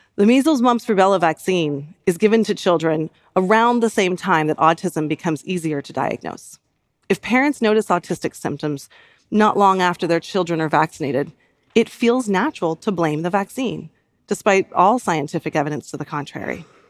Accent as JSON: {"language": "English", "country": "United States", "tie": "born or raised there", "said": "in my home country"}